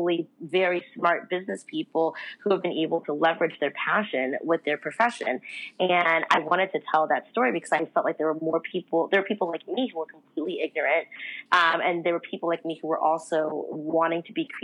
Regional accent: Los Angeles, California, United States; also born or lived in New York; I'm actually from Los Angeles originally, and that's where I currently live

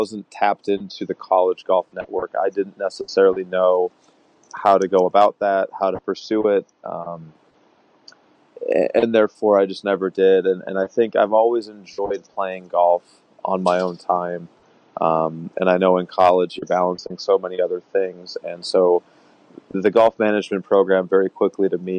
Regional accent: Minnesota, United States; moved away as an adult; also born or lived in Nebraska / West Coast / East Coast; now in Rye, New York, United States; I grew up in Minnesota

